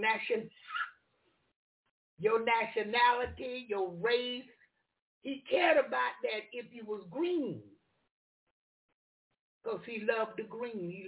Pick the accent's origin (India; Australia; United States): United States; I was born in America.